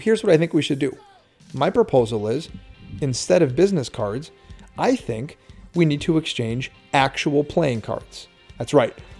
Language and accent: English; Norway, Michigan, United States; my hometown of Norway and Iron Mountain and that whole area